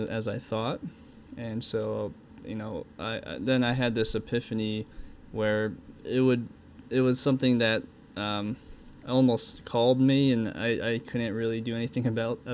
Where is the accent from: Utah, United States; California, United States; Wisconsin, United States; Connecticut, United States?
Utah, United States; I grew up in Utah